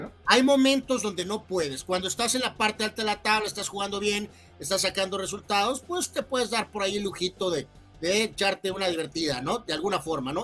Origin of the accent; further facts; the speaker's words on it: Guadalajara, Jalisco, Mexico; somos de Guadalajara, Jalisco